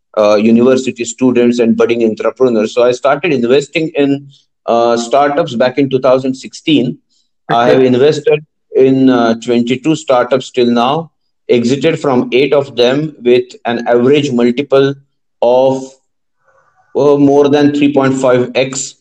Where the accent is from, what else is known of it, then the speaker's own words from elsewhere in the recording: Pune, Maharashtra, India; moved away; My parents stay in Pune. I'm originally from Pune